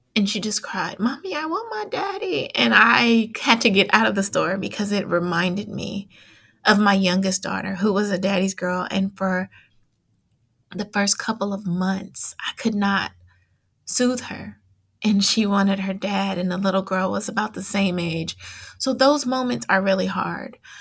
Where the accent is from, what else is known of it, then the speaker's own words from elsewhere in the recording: Oakland, California, United States; I grew up in East Oakland